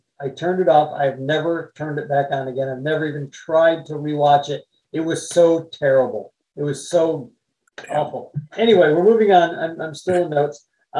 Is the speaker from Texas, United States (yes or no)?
no; Detroit, Michigan, United States; Growing up in Detroit